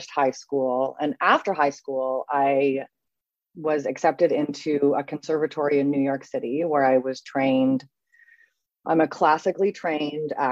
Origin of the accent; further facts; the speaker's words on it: Canada; now in Paris, France; so I am Canadian born to two European parents. So I'm a first generation Canadian. I have moved around a great deal. Seven times, I believe. I think I've lived in seven different places. And I now live in Paris. I am an expat.